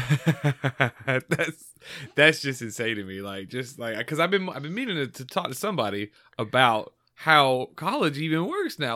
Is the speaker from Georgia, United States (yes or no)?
yes; Georgia, United States; born and raised in Georgia